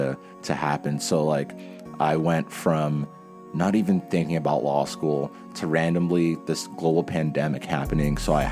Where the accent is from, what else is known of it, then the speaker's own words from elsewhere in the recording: Connecticut, United States; moved away as an adult; also born or lived in New York / Boston; now in Berkeley, United States; They were born and raised in Cameroon. Came to the U.S. in the 90s to New York, where my brother and I were both born. Then I moved to Connecticut when I was 4, grew up there.